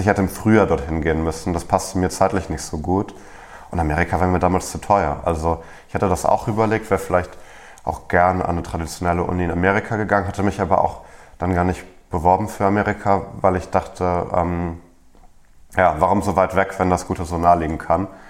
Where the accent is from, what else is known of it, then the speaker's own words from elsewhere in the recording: Germany; als Deutscher